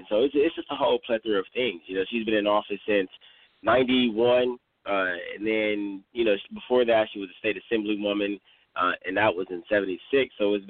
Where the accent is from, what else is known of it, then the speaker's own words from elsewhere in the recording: Los Angeles, California, United States; I'm from South Central Los Angeles, like born and raised